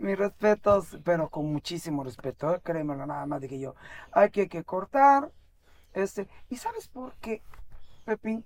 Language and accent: Spanish; Veracruz, Mexico; nací en el puerto de Veracruz en 1960